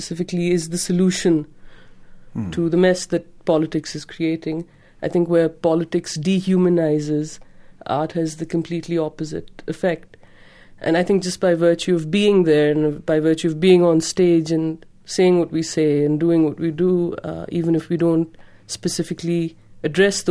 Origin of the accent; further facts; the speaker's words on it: Pakistan; We're girls and we're Pakistani